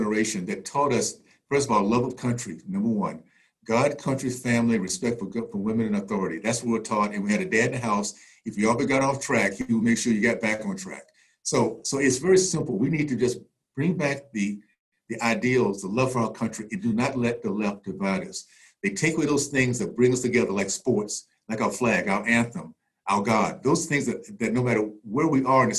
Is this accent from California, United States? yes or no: no; Tallahassee, Florida, United States; I grew up in the Deep South, Tallahassee in the 60s